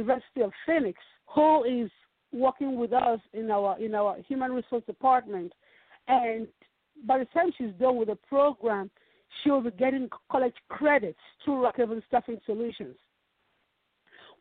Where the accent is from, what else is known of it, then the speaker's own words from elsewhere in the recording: Nigeria; now in Dallas, United States; I'm from Nigeria. I have an accent.